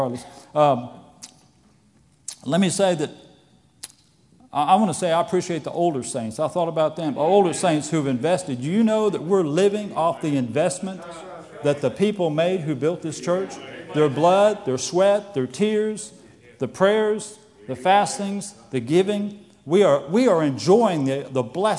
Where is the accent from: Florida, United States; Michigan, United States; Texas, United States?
Florida, United States; I grew up in Florida, and I had a pastor